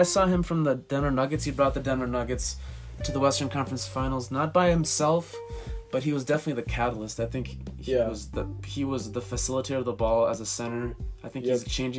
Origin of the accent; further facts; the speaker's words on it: Bosnia & Herzegovina; moved away; I'm from Bosnia, and I go there, like, every summer.